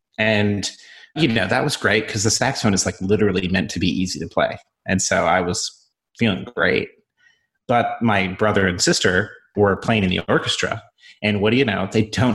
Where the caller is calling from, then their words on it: Southern Vermont, United States; I'm calling in from Southern Vermont, which is known as the crappiest part of the internet, in case you're wondering.